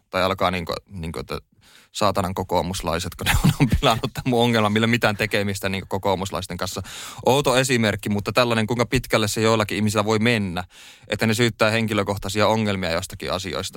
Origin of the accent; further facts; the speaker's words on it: Oulu, North Ostrobothnia, Finland; moved away as an adult; now in Helsinki, Finland; No mä koen ja olen kotoisin tota Oulusta. Oulussa mä oon syntynyt ja siellä mä oon viettänyt kahdeksankymmentäseitsemän prosenttia mun elämästä suurin piirtein